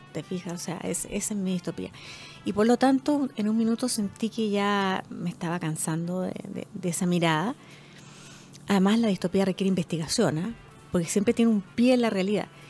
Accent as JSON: {"language": "Spanish", "country": "Chile", "said": "nuestra forma de vivir como chilenos"}